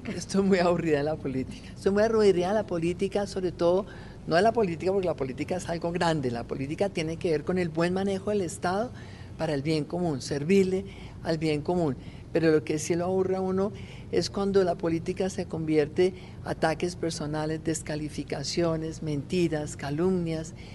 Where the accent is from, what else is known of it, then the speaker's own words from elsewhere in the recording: Colombia; soy una colombiana